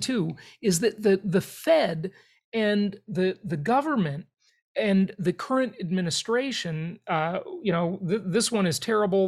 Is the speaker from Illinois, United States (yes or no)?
no; Los Angeles, California, United States; also born or lived in Europe; I grew up in Los Angeles, California